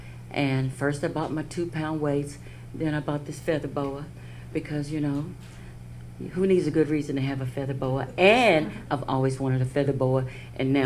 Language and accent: English; Lake Charles, Louisiana, United States; also born or lived in Los Angeles / Dallas; now in Cincinnati, United States; I was born in Lake Charles, Louisiana, 60 years ago